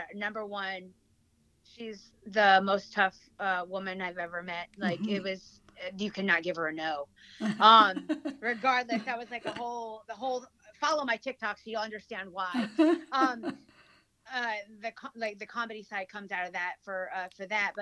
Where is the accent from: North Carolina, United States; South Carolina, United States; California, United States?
North Carolina, United States; English is a second language; also born or lived in Negros Occidental, Philippines / New York City; I grew up in North Carolina